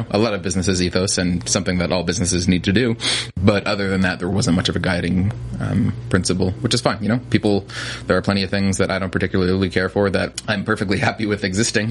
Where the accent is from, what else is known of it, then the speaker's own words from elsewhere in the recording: New Jersey, United States; I grew up in New Jersey, born and raised